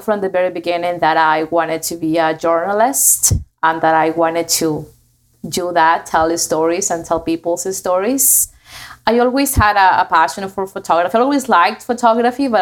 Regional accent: Trujillo, La Libertad, Peru; English is a second language; moved away; I am from Peru, from a city called Trujillo, which is at the north of Peru.

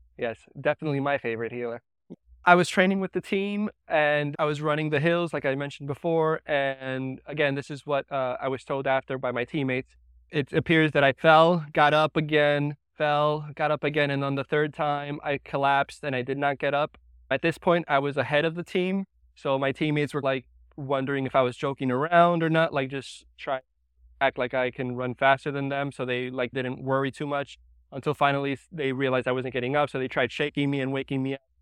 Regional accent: New York, United States; I was, uh, born and raised in New York

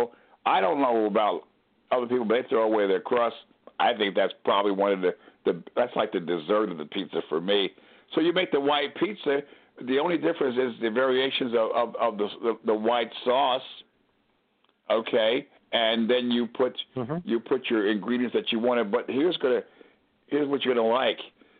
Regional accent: Northeast, United States; now in New Orleans, United States; It's funny when you and I come from the Northeast, and the guy says, forget about it.

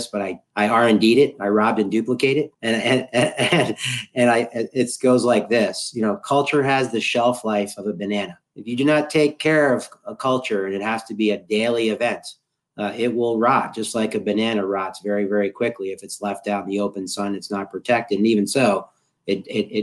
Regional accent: Boston, Massachusetts, United States; I'm hailing from Boston, Massachusetts in the United States.

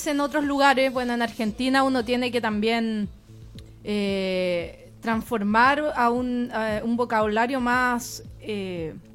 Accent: Chile; yo me considero bien chilena

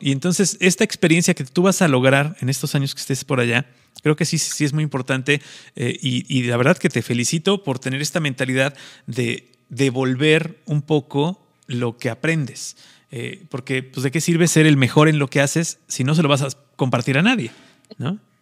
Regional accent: Mexico; Los, mexicanos nos pintamos solos

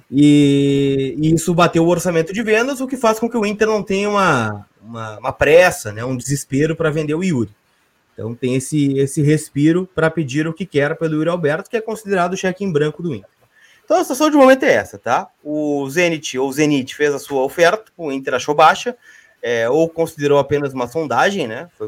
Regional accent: Canoas, Rio Grande do Sul, Brazil; Eu sou de Canoas. Eu sou de Canoas.

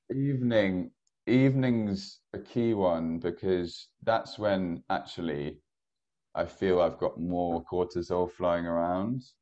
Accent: Ballymena, Northern Ireland, United Kingdom; moved away; I grew up in Northern Ireland.

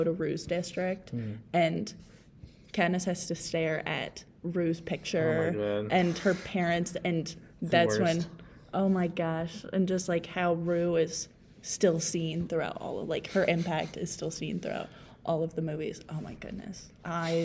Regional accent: Kentucky, United States; I'm from Kentucky.

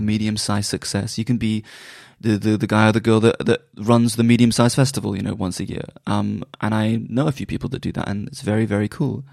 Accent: Bristol, South West England, United Kingdom; moved away; also born or lived in London; I'm from Bristol

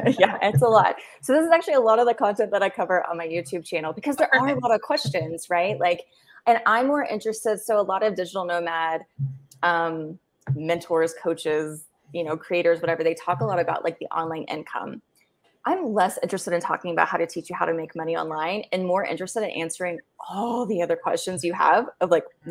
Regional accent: United States; moved away as an adult; as an American

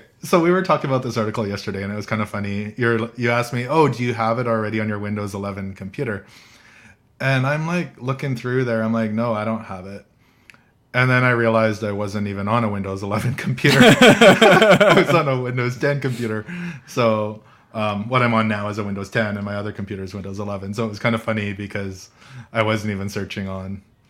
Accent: Canada; I'm from Canada

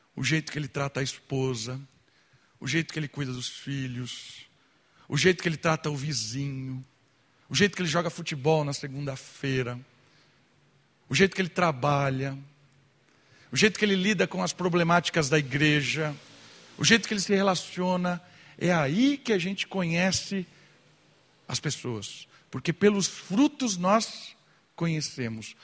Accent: Brazil; a gente é brasileiro

